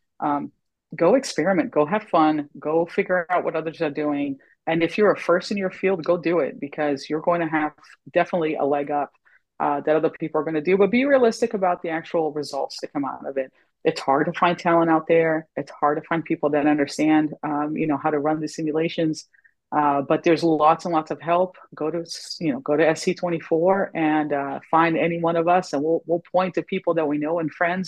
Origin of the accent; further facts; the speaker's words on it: the South, United States; Oh, thank goodness it's in the South and it's hot. As a Southerner, I appreciate it.